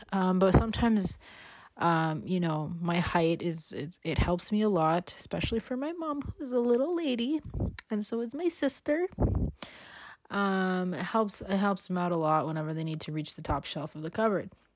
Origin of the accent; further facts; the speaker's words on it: Toronto, Ontario, Canada; when I was a kid growing up in Toronto